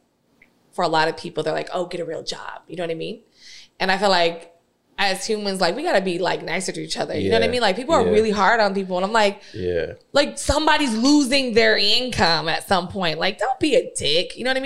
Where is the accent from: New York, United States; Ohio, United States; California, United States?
California, United States; San Diego; I grew up in Southeast San Diego